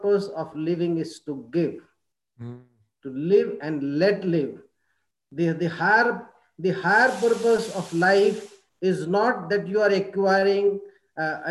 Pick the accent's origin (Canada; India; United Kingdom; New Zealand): India; we as Indian educators